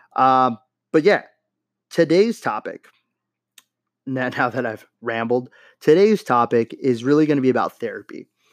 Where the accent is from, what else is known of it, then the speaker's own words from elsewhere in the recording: Los Angeles, California, United States; moved away; my hometown, stomping grounds, Los Angeles, California